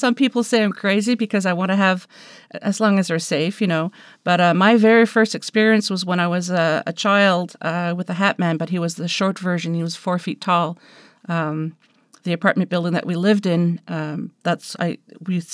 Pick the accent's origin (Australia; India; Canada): Canada; I'm Canadian